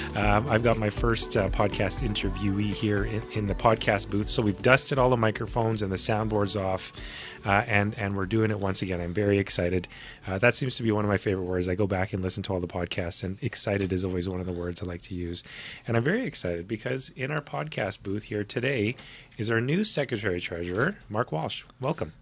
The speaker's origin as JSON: {"language": "English", "town": "Winnipeg", "region": "Manitoba", "country": "Canada", "tie": "born or raised there", "moved": "yes", "lives_now": "Nanaimo, Canada", "said": "growing up, I, I'm from Manitoba, Winnipeg"}